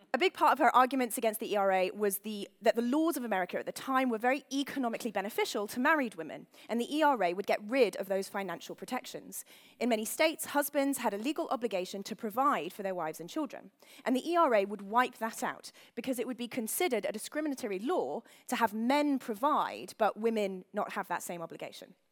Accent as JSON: {"language": "English", "region": "London", "country": "United Kingdom", "said": "I am from London."}